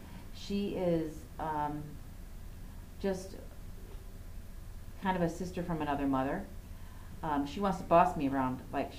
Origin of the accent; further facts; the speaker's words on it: South Dakota, United States; now in International Falls, United States; my family and David's family, we're from South Dakota, and so they're at minimum 10 to 16 hours away.